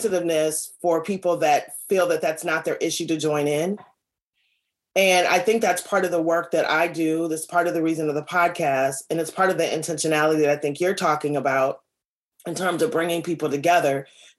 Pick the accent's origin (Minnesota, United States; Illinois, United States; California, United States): Minnesota, United States; Minneapolis; I grew up on the North Side. I'm fifth generation. It's been interesting, you know, being from here